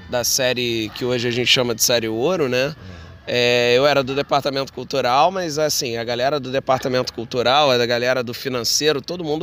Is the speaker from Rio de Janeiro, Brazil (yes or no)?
yes; Rio de Janeiro, Brazil; Então, sou nascido e criado no Andaraí, saí um pouco daqui, casei, morei na Tijuca, morei em outros lugares e agora voltei aqui para Andaraí